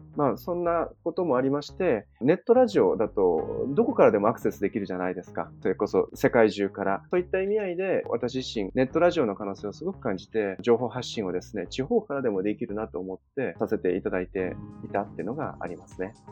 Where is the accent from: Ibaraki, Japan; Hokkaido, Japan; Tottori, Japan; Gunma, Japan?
Tottori, Japan; ふるさとの鳥取県鳥取市は20万人もいない都市